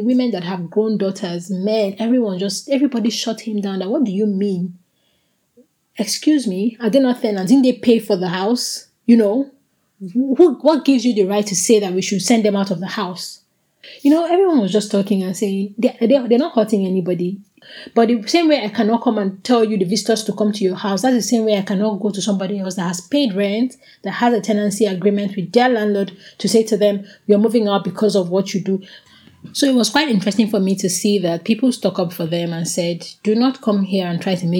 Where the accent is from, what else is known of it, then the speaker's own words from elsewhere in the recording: Abuja, Federal Capital Territory, Nigeria; moved away; growing up where I grew up in Abuja